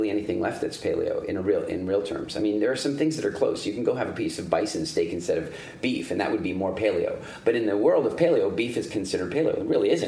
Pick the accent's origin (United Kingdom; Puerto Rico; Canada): Canada; Eastern Canada; also born or lived in South Africa; growing up in Eastern Canada